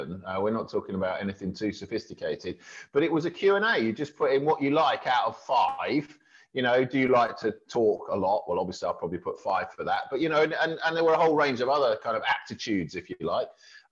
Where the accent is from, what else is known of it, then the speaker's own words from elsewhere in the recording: Milton Keynes, South East England, United Kingdom; when I was growing up in Milton Keynes